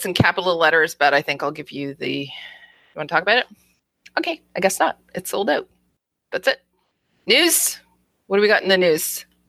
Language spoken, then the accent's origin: English; Germany; born there; I was born to shoot this pistol because of the fact that, you know, I was born in Germany, right?